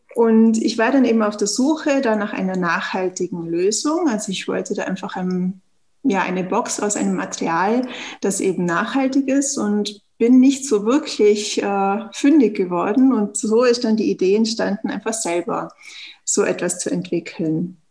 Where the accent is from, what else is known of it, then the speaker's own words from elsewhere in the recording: Tyrol, Austria; wie man es ja hört, eben ich komme aus Österreich, aus Tirol